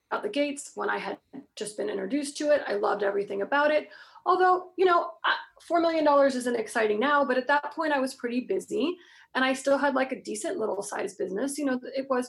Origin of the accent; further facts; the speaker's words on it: Florida, United States; I'm from Florida. So, of course, I was like wearing like some, you know, big old hoodie because we don't have like jackets and stuff